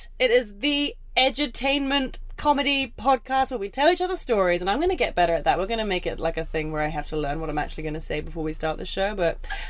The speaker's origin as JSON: {"language": "English", "area": "Kent", "region": "South East England", "country": "United Kingdom", "said": "I'm from Kent."}